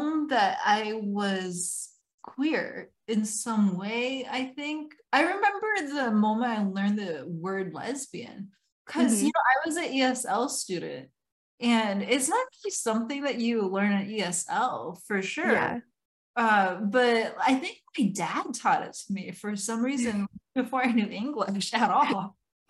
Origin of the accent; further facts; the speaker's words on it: Iowa, United States; I was growing up in Iowa too, in a small town